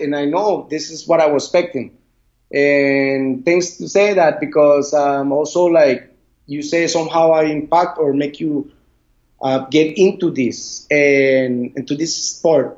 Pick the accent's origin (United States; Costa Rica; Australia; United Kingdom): Costa Rica; Puerto Viejo, Limón; English is a second language; I grew up on the Caribbean side, Puerto Viejo